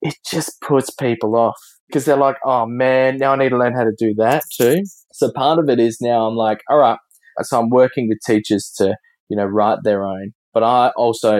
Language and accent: English; Adelaide, South Australia, Australia; we in Australia, we pronounce it very differently than across the Atlantic